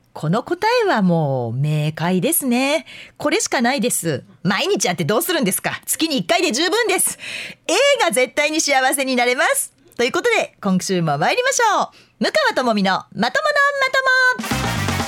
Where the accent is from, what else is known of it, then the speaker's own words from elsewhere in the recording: Fuefuki, Yamanashi, Japan; now in Kansai, Japan; 笛吹市っていうところの出身